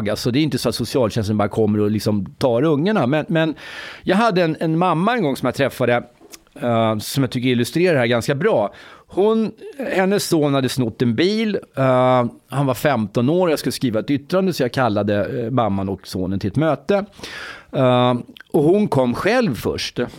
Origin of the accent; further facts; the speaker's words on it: Egypt; now in Sweden; jag kommer från Egypten förresten.